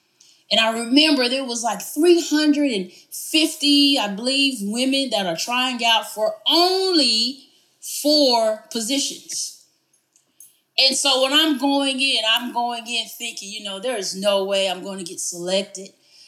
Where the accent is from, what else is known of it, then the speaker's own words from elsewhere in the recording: Morton, Texas, United States; I look back where I grew up in Morton, Texas, I realized there's so much more to that story than I ever appreciated growing up. Morton is a very small community